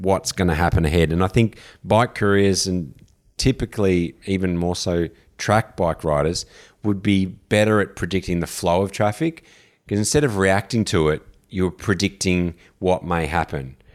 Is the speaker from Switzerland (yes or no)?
no; Australia; also born or lived in London / Vancouver / San Francisco / New York; being from Australia